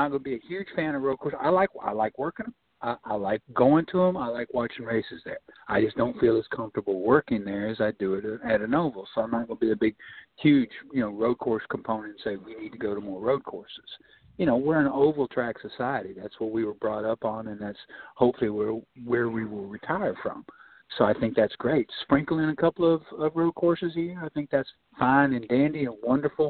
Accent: Nashville, Tennessee, United States; Nashville's my hometown

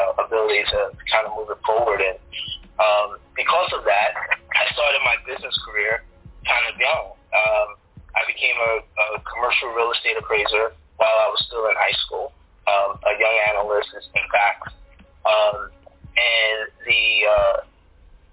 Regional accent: New York City, New York, United States; born or raised there

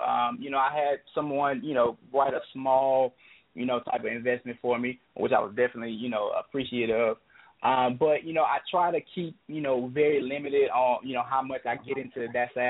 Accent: the South, United States; I grew up in the church. I'm from the South, man.

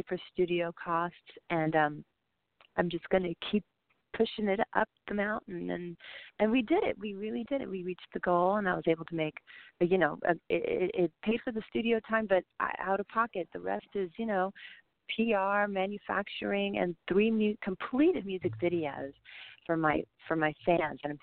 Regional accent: San Antonio, Texas, United States; I'm from San Antonio, Texas

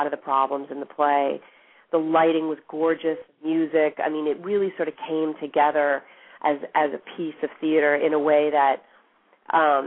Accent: outside of Boston, Massachusetts, United States; my parents are from Argentina, and I grew up outside of Boston, in a suburb outside of Boston where there weren't many Latinos

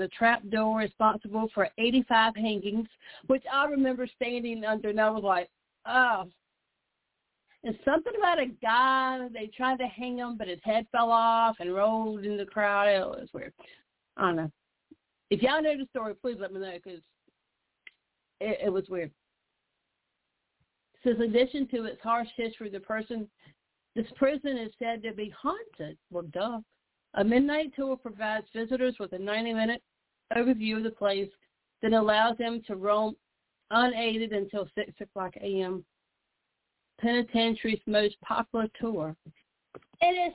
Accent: Murfreesboro, Tennessee, United States; born or raised there

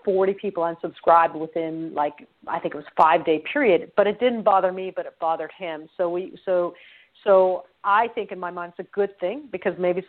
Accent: Canada; I'm Canadian.

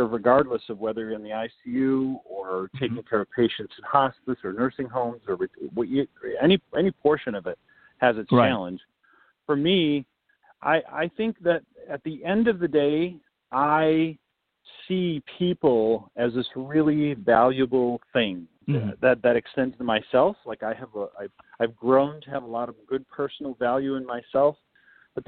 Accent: West Michigan, United States; I grew up in West Michigan

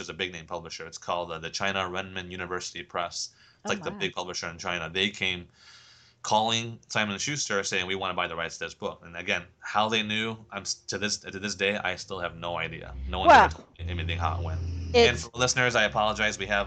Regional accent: England, United Kingdom; now in United States; being English

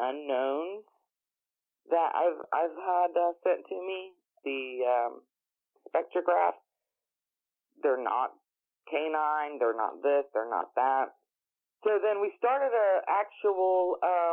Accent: south of the Uwharrie National Forest, North Carolina, United States; moved away; also born or lived in Ohio; I was actually born about 20 minutes south of the Uwari National Forest, lived in Ohio for many, many years, and Jeff and I had always said that when we have the opportunity, we're moving back to my home state

